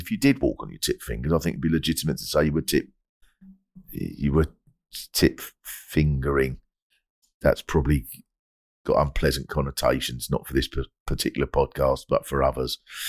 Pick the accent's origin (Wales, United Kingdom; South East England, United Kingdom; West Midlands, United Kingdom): South East England, United Kingdom; Kent; I grew up in Kent